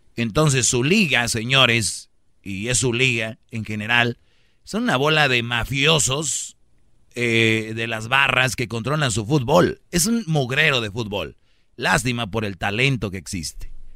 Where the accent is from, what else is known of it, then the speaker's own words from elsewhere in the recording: Michoacán, Mexico; Yo soy de Michoacán